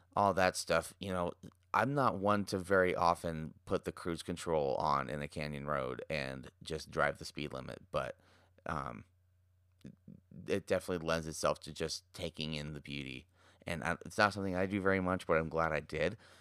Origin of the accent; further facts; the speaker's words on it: Park City, Utah, United States; born and raised in Park City